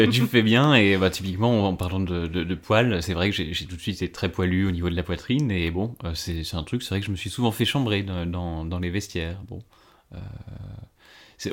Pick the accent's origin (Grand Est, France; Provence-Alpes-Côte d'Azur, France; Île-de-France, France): Grand Est, France; Ardennes; moved away as an adult; now in Paris, France; je suis né dans les Ardennes, j'ai grandi là-bas